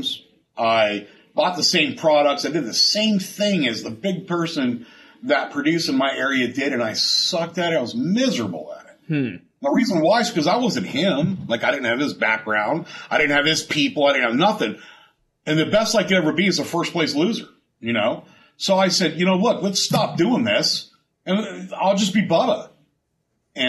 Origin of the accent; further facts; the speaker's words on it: San Diego, California, United States; moved away as an adult; now in O'Fallon, United States; I'm from San Diego